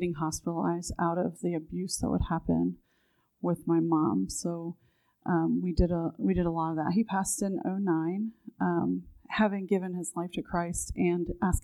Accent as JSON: {"language": "English", "town": "Newark", "country": "United States", "tie": "born or raised there", "also_born_or_lived": "Washington, D.C. area", "said": "So I grew up here in Newark. We moved here from the Washington, D.C. area when I was"}